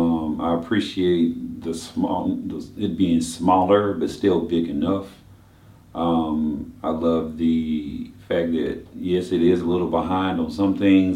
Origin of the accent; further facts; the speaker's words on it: Nashville, Tennessee, United States; now in Macon, United States; I'm originally from Nashville, Tennessee.